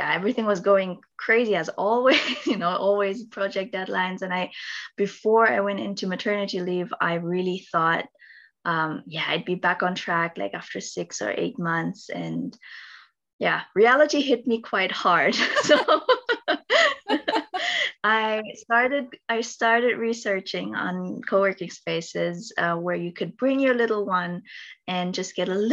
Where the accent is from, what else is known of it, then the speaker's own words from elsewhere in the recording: Philippines; now in Stuttgart, Germany; I'm originally from the Philippines